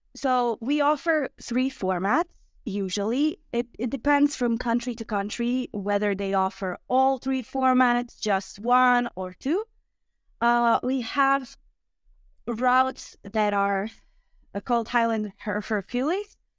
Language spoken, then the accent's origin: English; Osijek, Osijek-Baranja County, Croatia; English is a second language; also born or lived in Zagreb; originally I'm from Osijek, which is in Croatia